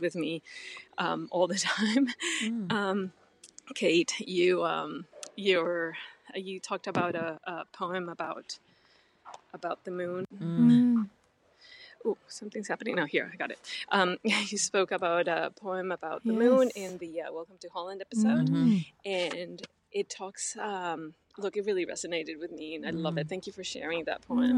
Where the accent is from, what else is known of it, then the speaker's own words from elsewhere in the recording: Mexico; I'm from Mexico, too.